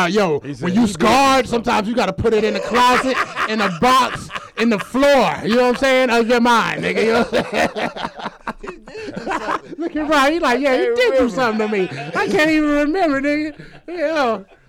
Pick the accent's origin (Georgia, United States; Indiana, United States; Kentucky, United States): Georgia, United States; DeKalb County; growing up in DeKalb County